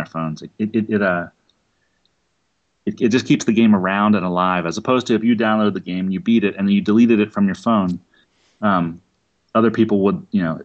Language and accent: English; Philadelphia, Pennsylvania, United States; I'm from Philadelphia